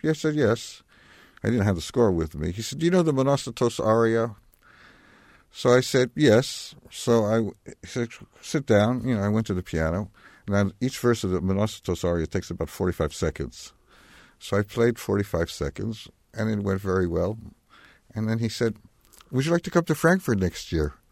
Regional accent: New York, United States; I was born in Manhattan

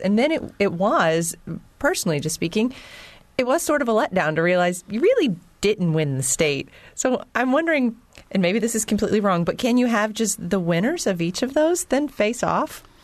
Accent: Georgetown, Ohio, United States; moved away; I'm from Ohio, and my small school of Georgetown

